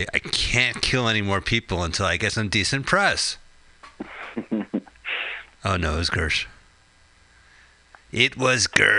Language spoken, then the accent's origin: English; New Jersey, United States; Carl, we're from New Jersey, right? We're from the suburbs.